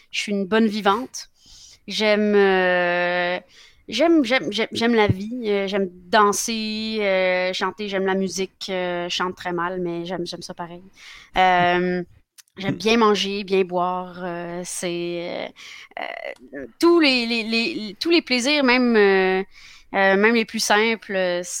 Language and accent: French; Fontainebleau, Île-de-France, France; born there; Et donc, je suis née euh, à Fontainebleau, en France. c'est là que j'ai commencé ma vie.